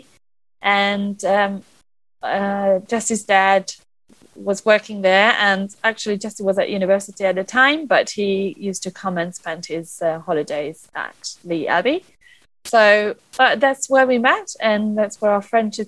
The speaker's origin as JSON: {"language": "English", "region": "Budapest", "country": "Hungary", "tie": "born or raised there", "moved": "as an adult", "lives_now": "London, United Kingdom", "said": "I was brought up in Budapest, which is the capital city of Hungary, in a very Hungarian family, traditional upbringing."}